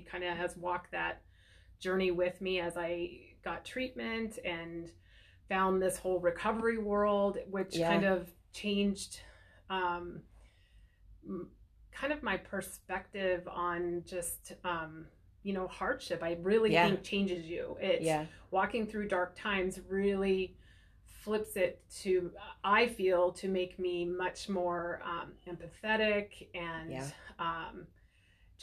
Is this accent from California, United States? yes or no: no; Blaine, Washington, United States; moved away as an adult; also born or lived in East Coast; I grew up in Washington. I grew up on the Canadian border in Blaine.